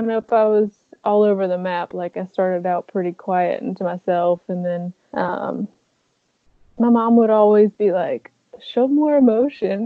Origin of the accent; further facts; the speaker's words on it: Jamesville, North Carolina, United States; I am originally from a small town called Jamesville, North Carolina.